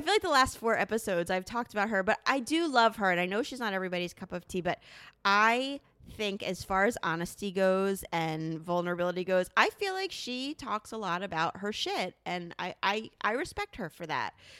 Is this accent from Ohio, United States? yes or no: no; New Jersey, United States; I'm a tried and true Jersey girl